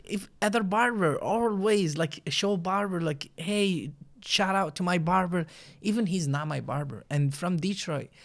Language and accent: English; Iraq; English is a second language; moved away as an adult; now in United States; I'm from Iraq. Um, I've been there, like, twenty-seven years, and then I moved to U S